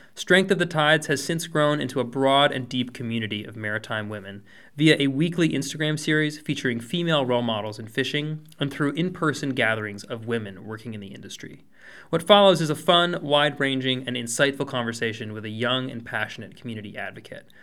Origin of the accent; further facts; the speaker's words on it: New England, United States; I am from New England